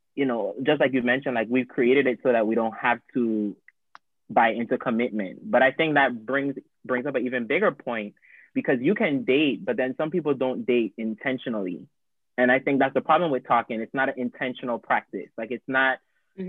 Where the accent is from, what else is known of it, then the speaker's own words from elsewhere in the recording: U.S. Virgin Islands; moved away; I'm originally from St. Thomas